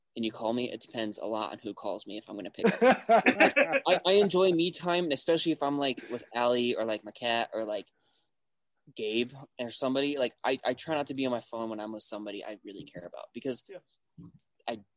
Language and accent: English; Wyoming, United States; moved away; also born or lived in Cheyenne, Wyoming; growing up in Wyoming